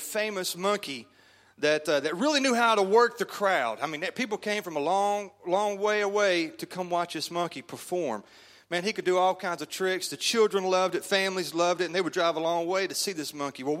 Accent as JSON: {"language": "English", "town": "Shreveport", "region": "Louisiana", "country": "United States", "moved": "yes", "lives_now": "Kansas City, United States", "said": "I am from Kansas City, Missouri. Actually, I'm from Shreveport, Louisiana"}